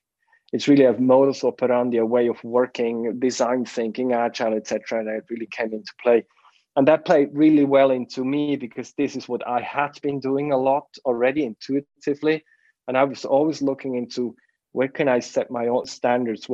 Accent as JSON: {"language": "English", "region": "Bern", "country": "Switzerland", "tie": "born or raised there", "also_born_or_lived": "Zurich", "said": "we moved back from Zurich to the region of Bern where I grew up in."}